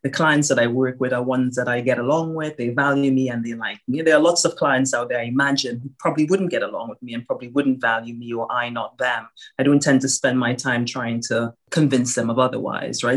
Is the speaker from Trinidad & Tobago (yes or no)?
yes; Trinidad & Tobago; now in United Kingdom; I grew up in Trinidad and Tobago and my family, most of my family is still there.